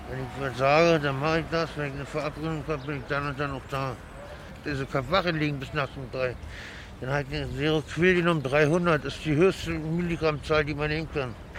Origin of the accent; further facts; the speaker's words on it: Berlin, Germany; Aufgewachsen bin ich in Berlin